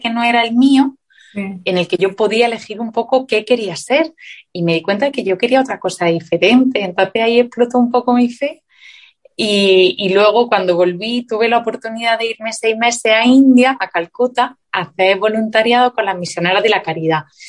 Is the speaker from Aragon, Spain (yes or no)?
no; Granada, Andalusia, Spain; moved away as an adult; also born or lived in Madrid; Yo soy del sur de España, de Granada, y me fui a vivir a Madrid a estudiar un máster.